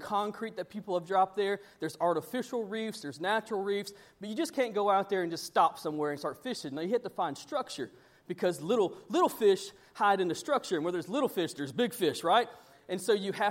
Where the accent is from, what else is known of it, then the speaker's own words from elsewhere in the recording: Panama City, Florida, United States; moved away; I come from Panama City. We do a lot of offshore fishing